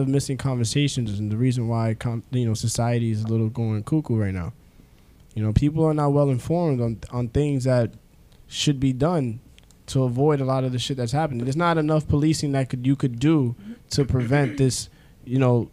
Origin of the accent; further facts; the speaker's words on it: New York City, New York, United States; I'm a kid from the Bronx